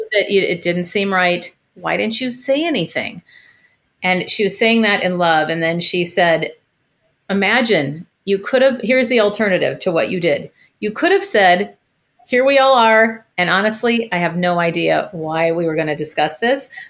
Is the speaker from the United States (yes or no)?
yes; Minneapolis, Minnesota, United States; moved away as an adult; also born or lived in San Francisco; I am originally from Minneapolis